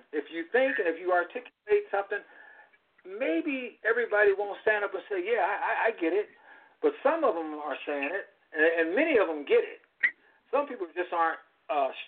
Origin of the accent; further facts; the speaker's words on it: California, United States; when I grew up in California in the 50s